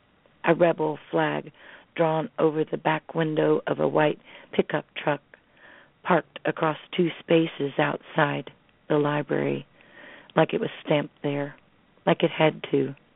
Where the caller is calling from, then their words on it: Smiths Grove, Kentucky, United States; I'm calling from South Central Kentucky, Smith's Grove.